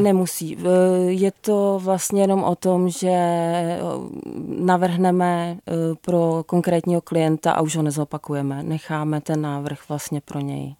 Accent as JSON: {"language": "Czech", "area": "Jizera Mountains", "region": "Liberec Region", "country": "Czechia", "said": "já jsem z Jizerek"}